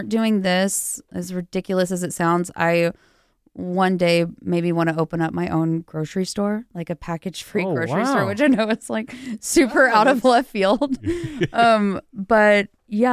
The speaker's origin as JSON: {"language": "English", "town": "Rockdale", "region": "Texas", "country": "United States", "tie": "born or raised there", "also_born_or_lived": "Lubbock, Texas", "moved": "as an adult", "lives_now": "Los Angeles, United States", "said": "I'm from a little village in Texas. It's called Rockdale"}